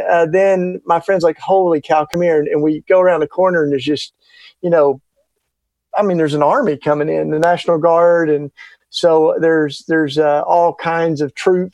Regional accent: East Tennessee, United States; accent: Southern; now in Philadelphia, United States; I grew up down in the hills, like East Tennessee

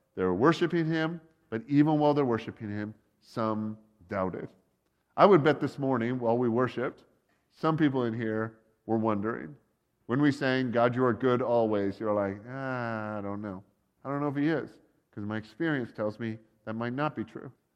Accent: Canada; they'd be the Canadians. We're kind of American, but kind of not.

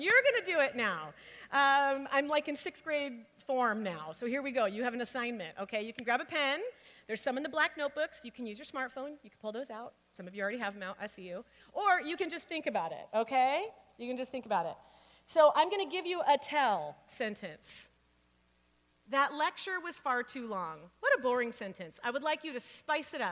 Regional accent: Phoenix, Arizona, United States; I grew up in Phoenix

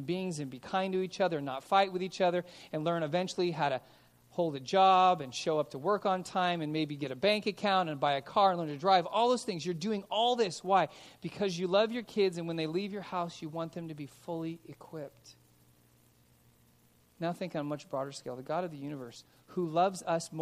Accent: Los Angeles, California, United States; now in Simi Valley, United States; I grew up in Van Nuys

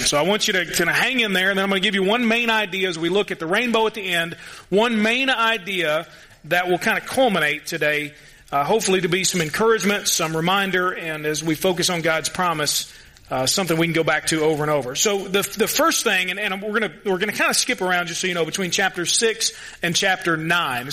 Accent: Louisville, Kentucky, United States; He's from my hometown

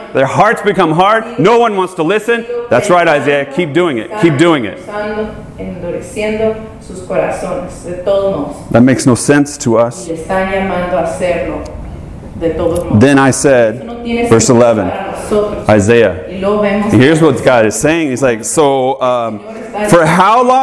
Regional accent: Georgia, United States; now in California, United States; I'm from Georgia

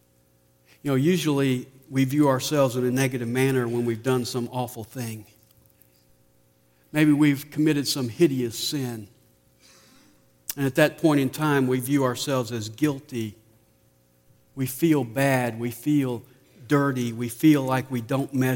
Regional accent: Nashville, Tennessee, United States; moved away; since I was born and raised in Nashville, I took my family over to see the house where I grew up

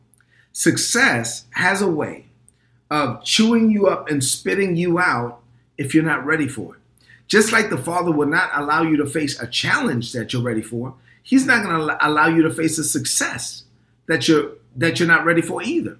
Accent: New York City, New York, United States; I'm a Dominican kid from Brooklyn. I'm proud to say that my mother came to this country in 1970 and I was born in 1972 and I grew up in East New York, Brooklyn

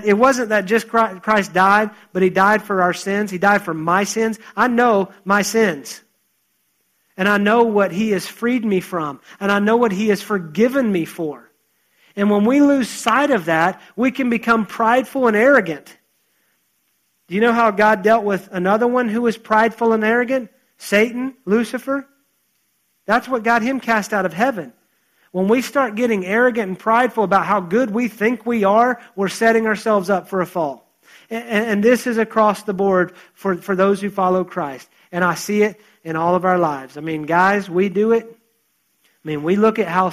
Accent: United States; also born or lived in West Virginia / North Carolina; now in Texas, United States; I grew up in West Virginia and North Carolina

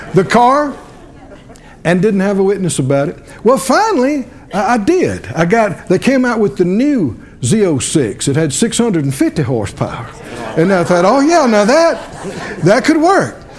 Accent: the South, United States; I grew up down in the South

